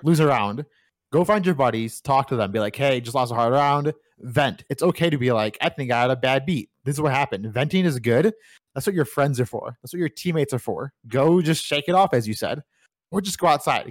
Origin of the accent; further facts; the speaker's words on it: United States; I'm from America